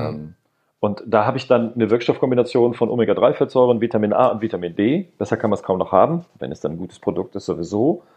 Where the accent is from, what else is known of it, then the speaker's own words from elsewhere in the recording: Rhineland, Germany; ich komme hier aus dem Rheinland, wir haben hier den Flughafen nicht weit weg